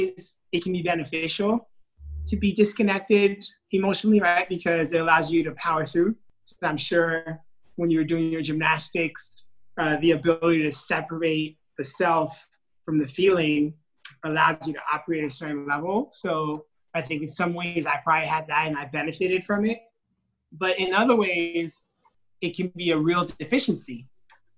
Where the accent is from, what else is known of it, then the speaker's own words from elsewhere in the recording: New York, United States; also born or lived in Haiti; I was born in New York.